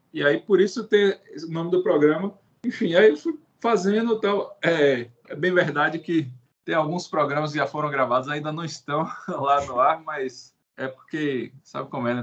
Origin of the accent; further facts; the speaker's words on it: Salvador, Bahia, Brazil; sou de Salvador